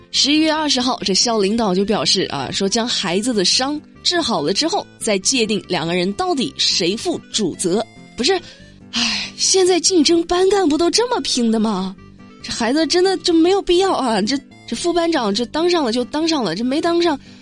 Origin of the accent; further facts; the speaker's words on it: southern China, China; 作为一个南方人